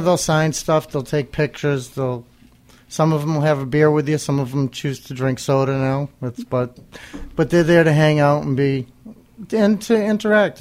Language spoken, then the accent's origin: English; New Bedford, Massachusetts, United States; here in New Bedford, uh, my hometown now